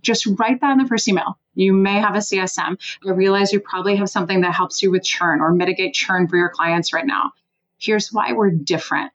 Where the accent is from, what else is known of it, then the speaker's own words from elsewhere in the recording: Switzerland; now in Washington, D.C., United States; I live in Washington, D.C. I'm originally from Switzerland.